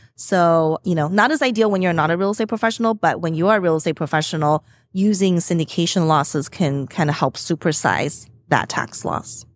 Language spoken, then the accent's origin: English; Las Vegas, Nevada, United States; moved away; I'm from Las Vegas mm-hmm. originally